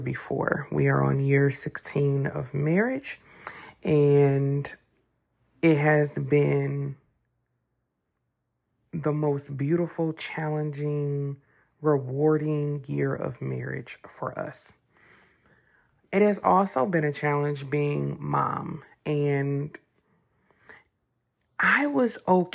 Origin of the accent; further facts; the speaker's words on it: Detroit, Michigan, United States; I'm from Detroit, 313